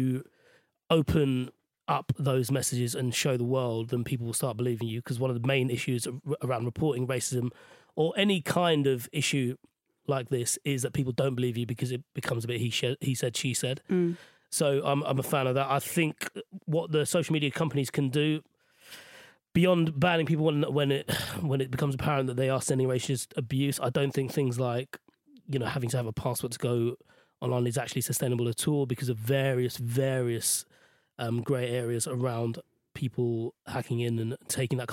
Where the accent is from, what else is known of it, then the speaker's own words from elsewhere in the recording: Sri Lanka; now in United Kingdom; in Sri Lanka, where I grew up